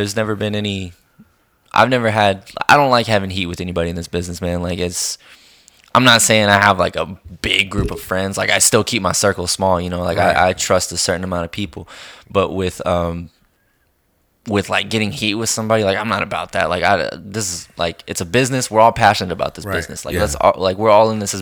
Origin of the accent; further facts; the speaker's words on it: Colorado City, Texas, United States; my hometown, which is Colorado City